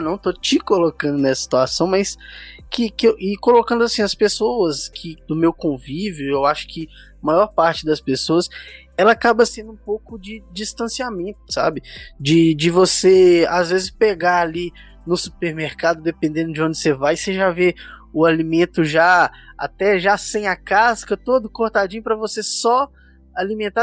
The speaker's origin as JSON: {"language": "Portuguese", "region": "São Paulo", "country": "Brazil", "moved": "yes", "lives_now": "Belo Horizonte, Brazil", "said": "eu sou de São Paulo, mas moro aqui em Belo Horizonte"}